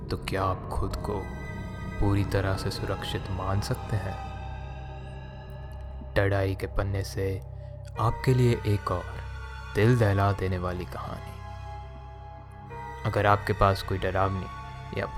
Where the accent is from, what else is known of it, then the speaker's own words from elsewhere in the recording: Prayagraj, Uttar Pradesh, India; now in Delhi, India; मैं आजकल दिल्ली में रह रहा हूँ पर मेरा गांव प्रयागराज उत्तर प्रदेश में है